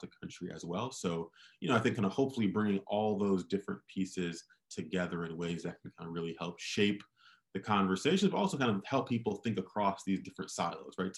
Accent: Michigan, United States; So I'm from Michigan. I worked in the mayor's office in Detroit before starting Opportunity Insights

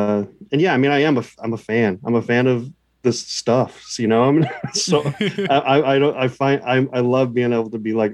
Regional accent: Texas, United States; I'm from Texas

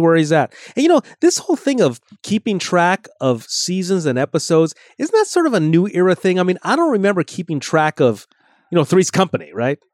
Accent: Los Angeles, California, United States; I was born and raised in California

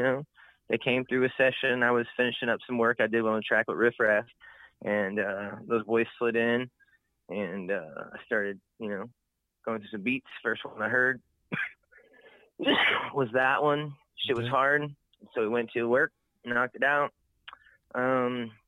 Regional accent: Atlanta, Georgia, United States; now in Las Vegas, United States; I grew up in Atlanta

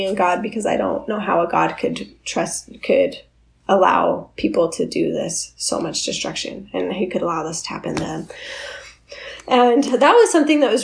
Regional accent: Orem, Utah, United States; I lived a really sheltered life. I grew up in Orem.

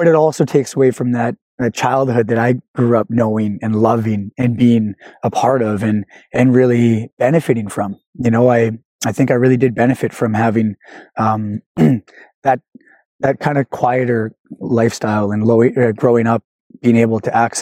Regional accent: Chilliwack, British Columbia, Canada; I grew up on Chiactin on several acres

